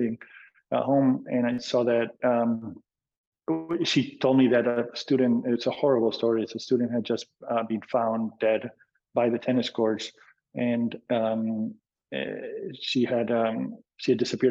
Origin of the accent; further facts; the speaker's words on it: Argentina; moved away as an adult; also born or lived in Boston; now in California, United States; I was born and raised in Argentina